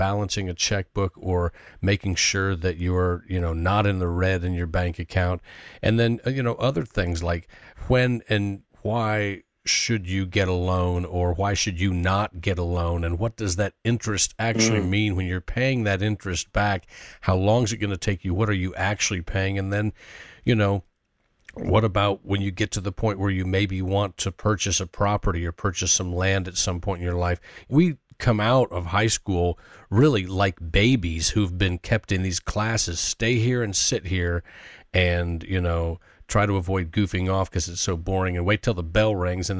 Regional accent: Indiana, United States; my public education growing up in Indiana

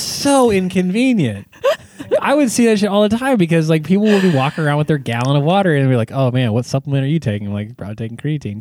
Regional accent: California, United States; I was from California

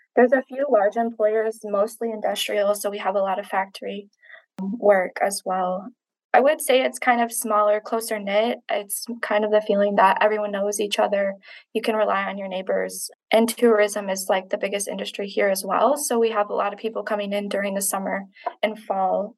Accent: Manistee County, Michigan, United States; I was born and raised in Manistee County

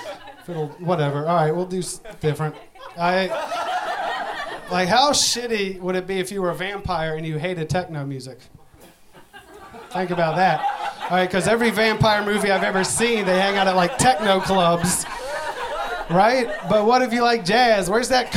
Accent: Virginia, United States; I'm from Virginia

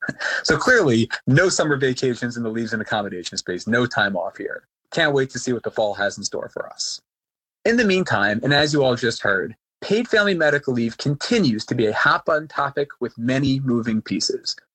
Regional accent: New York, United States; Growing up in New York

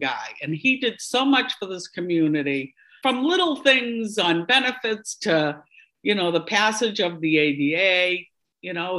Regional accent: Boston, Massachusetts, United States; accent: Boston; my Boston accent

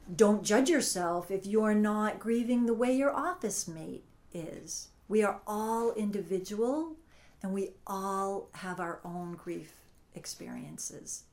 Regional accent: Massachusetts, United States; moved away as an adult; also born or lived in Connecticut / Brewster, Massachusetts; I grew up in Massachusetts, moved to Connecticut, raised my children there

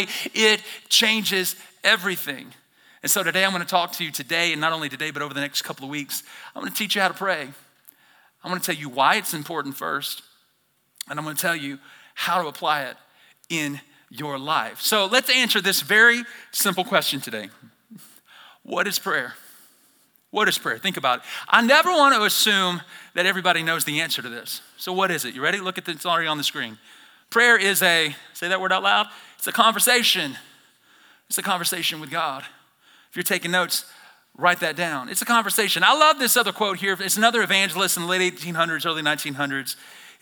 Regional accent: Alabama, United States; moved away as an adult; now in Idaho, United States; I'm from Alabama originally, born and raised

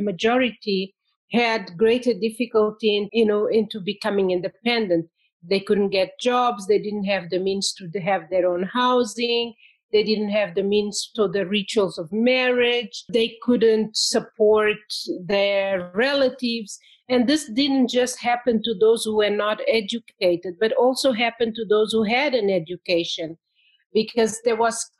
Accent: Mozambique; moved away as an adult; also born or lived in France / England; I am from Mozambique, and I did my first degree there in history.

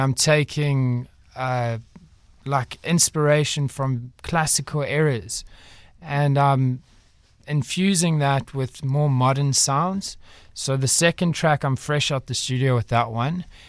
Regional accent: Durban, KwaZulu-Natal, South Africa; moved away as an adult; now in Cape Town, South Africa; I was born in Durban, raised there for most of my life, and then, uh, I came down here

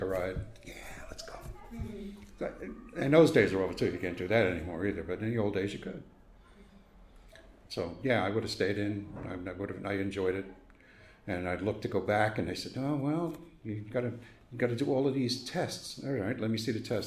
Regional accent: New York City, New York, United States; born or raised there

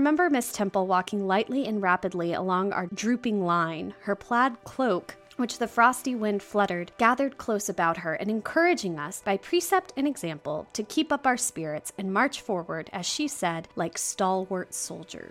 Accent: United States; as an American

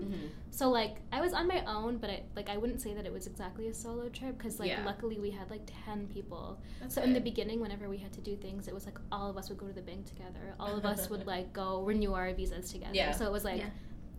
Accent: Canada; Whereas I had other friends from, like, other countries

